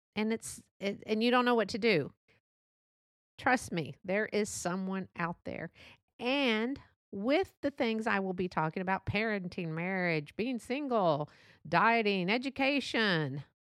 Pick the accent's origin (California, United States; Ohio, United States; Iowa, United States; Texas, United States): Texas, United States; accent: Texas; born and raised here in Texas